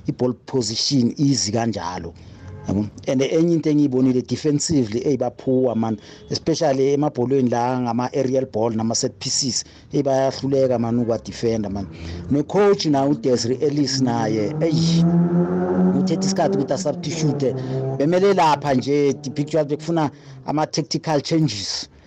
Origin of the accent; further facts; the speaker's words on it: South Africa; thina singama-south african